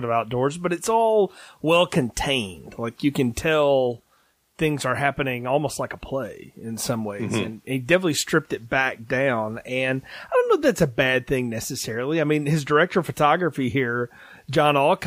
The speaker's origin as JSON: {"language": "English", "region": "Alabama", "country": "United States", "tie": "born or raised there", "said": "the old mom and pop video store that I grew up with in the town I grew up in Alabama"}